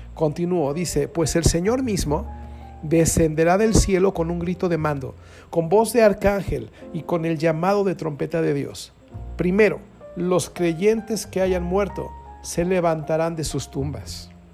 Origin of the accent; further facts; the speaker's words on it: Querétaro, Mexico; los que somos de Querétaro